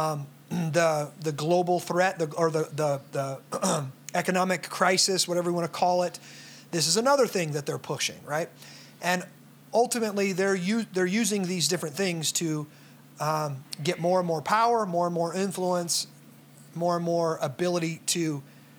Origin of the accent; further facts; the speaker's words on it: United States; I'm from America.